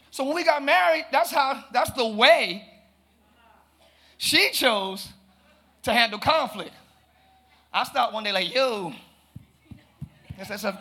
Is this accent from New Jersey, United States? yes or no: no; Pine Hills, Florida, United States; I'm from Pine Hills. Plural, yes, I said plural.